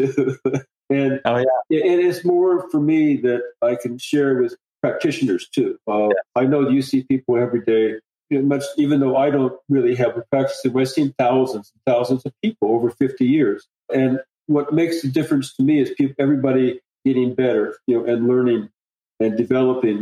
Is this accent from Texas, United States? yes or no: no; Indiana, United States; I'm from Indiana. You know, I'm a corn boy. I grew up in the Midwest